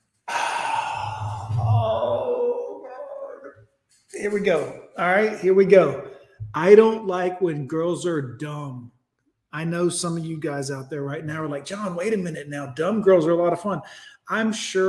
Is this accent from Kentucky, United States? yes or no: no; Alabama, United States; I'm from the country now. Make no mistake, I'm from Alabama